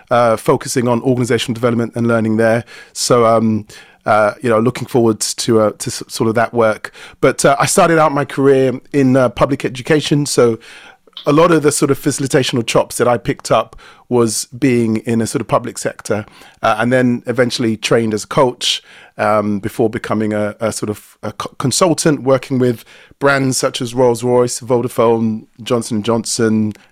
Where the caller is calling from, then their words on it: London, United Kingdom; I'm joining from London in the UK, in particular, uh, or specifically, um, Sydenham in uh, the southern east part of London.